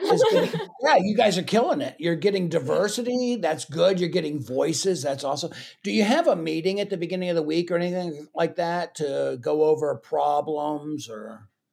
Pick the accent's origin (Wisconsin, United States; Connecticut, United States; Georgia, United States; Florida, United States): Florida, United States; also born or lived in Texas; now in Kansas City, United States; I'm from Florida